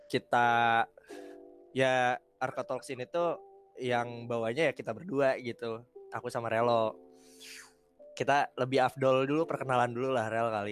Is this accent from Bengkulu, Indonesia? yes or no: no; Bandung, West Java, Indonesia; Uh, aku asalnya dari Bandung.